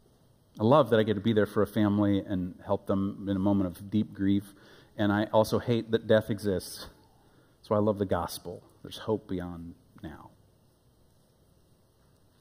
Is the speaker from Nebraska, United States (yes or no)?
yes; Omaha, Nebraska, United States; also born or lived in Africa; now in Wichita, United States; When I was a boy, growing up in Omaha, Nebraska, my boyhood elementary age, young, born in Africa, moved to Nebraska in my elementary years